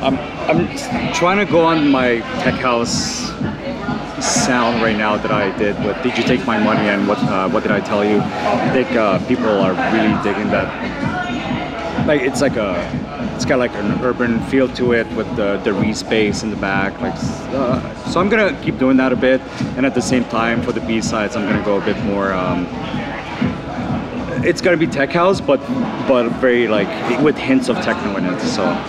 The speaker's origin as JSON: {"language": "English", "town": "Ottawa", "region": "Ontario", "country": "Canada", "tie": "born or raised there", "said": "It's my hometown"}